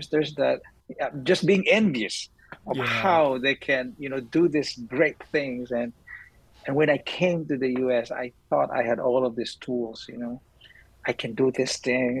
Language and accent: English; Cebu, Central Visayas, Philippines; moved away as an adult; now in United States; I came from Cebu